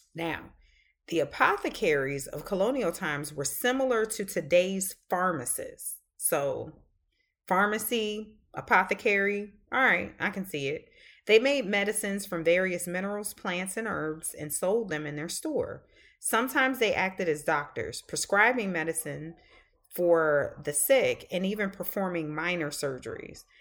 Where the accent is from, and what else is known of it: the South, Southern United States, United States; accent: Southern; also born or lived in Boston